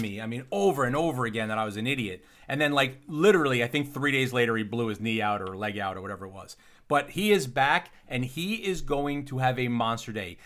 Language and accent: English; upstate New York, United States; Where I grew up, upstate New York